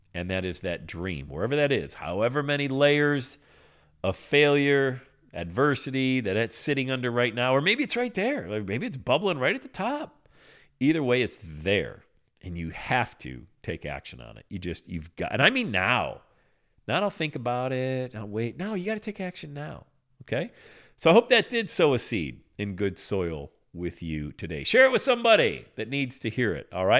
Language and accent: English; Pennsylvania, United States; I grew up in Pennsylvania